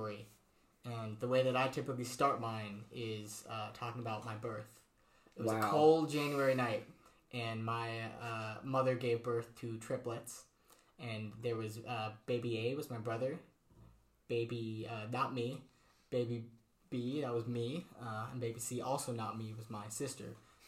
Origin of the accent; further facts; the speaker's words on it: Trumbull, Connecticut, United States; I grew up in Connecticut, in Trumbull, which is right above Bridgeport